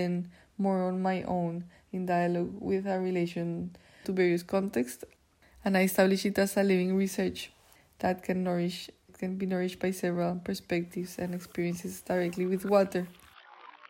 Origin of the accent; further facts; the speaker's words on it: Colombia; I grew up actually outside of Bogota, so very close to nature